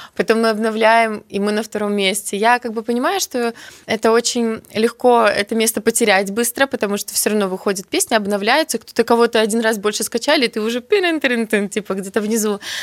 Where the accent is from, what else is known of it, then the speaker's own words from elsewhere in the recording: Belarus; first language Belarusian; moved away as an adult; now in Kyiv, Ukraine; у нас будут выходить песни на белорусском языке. Но ну, как бы все равно это мой родной язык